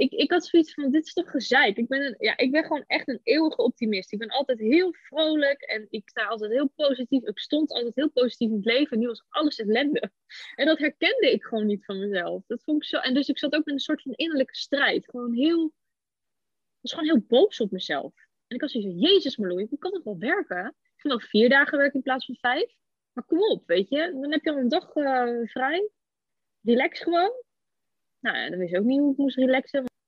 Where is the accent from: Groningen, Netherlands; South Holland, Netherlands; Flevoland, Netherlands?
Flevoland, Netherlands; Almere; ik kom uit Almere